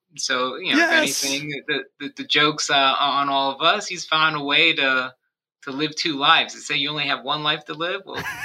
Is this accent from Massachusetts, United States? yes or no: no; New York, United States; also born or lived in Miami / New Jersey; And so I was born in Miami. I was raised in New York and New Jersey. I've lived in 6 different states, 8 different towns, gone to 10 different schools.